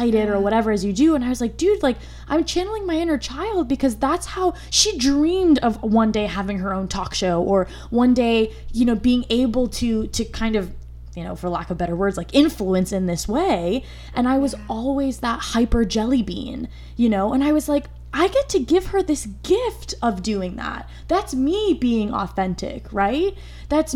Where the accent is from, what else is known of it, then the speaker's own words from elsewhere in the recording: United States; I'm first generation born in the United States